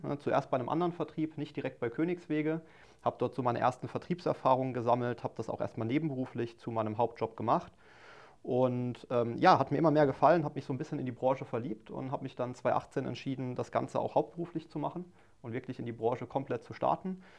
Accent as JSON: {"language": "German", "town": "Mannheim", "region": "Baden-Württemberg", "country": "Germany", "tie": "born or raised there", "said": "ich bin gebürtiger Mannheimer, ne, komme aus Mannheim, lebe dort seit, seit 29 Jahren"}